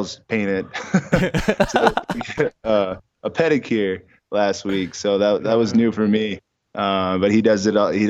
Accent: Sioux Falls, South Dakota, United States; in Sioux Falls, South Dakota, in my hometown

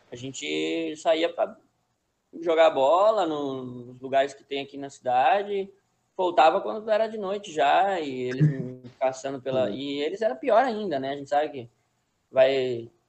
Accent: Brazil; Só que, claro, eu, como brasileiro, né? o treino era, era meu foco, né?

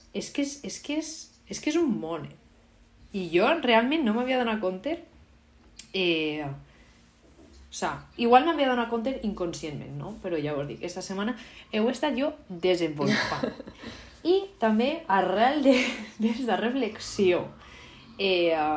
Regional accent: Valencian Community, Spain; first language Valencian; com a valenciana

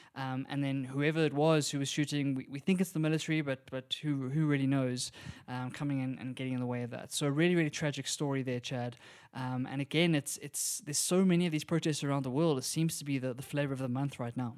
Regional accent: South Africa; we're from South Africa

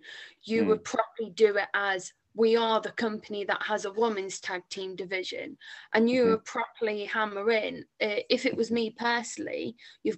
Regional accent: England, United Kingdom; as an English wrestling fan

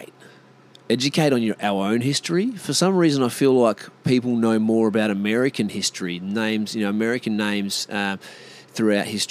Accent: Australia; am an Aboriginal, I'm Indigenous Australian myself

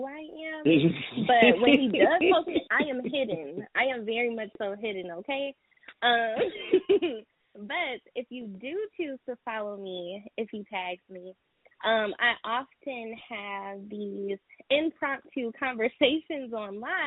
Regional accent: Detroit, Michigan, United States; I am from Detroit, so not from H-Town

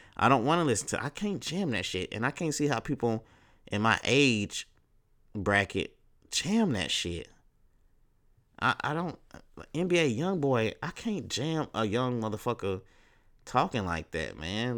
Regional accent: Texas, United States; I'm from Texas

